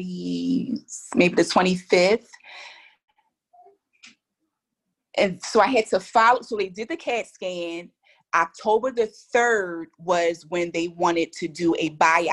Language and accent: English; Philadelphia, Pennsylvania, United States; We're from Philly